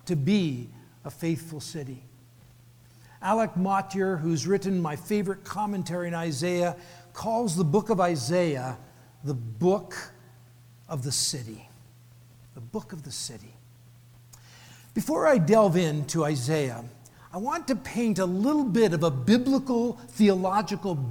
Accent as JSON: {"language": "English", "country": "Canada", "also_born_or_lived": "Vancouver, Canada / Phoenix, United States", "said": "I get to spend my half of my life in the beautiful city of Vancouver, Canada. I'm Canadian"}